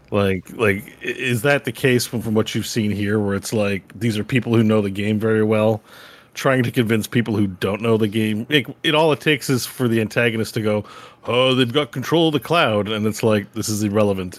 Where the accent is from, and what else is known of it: Canada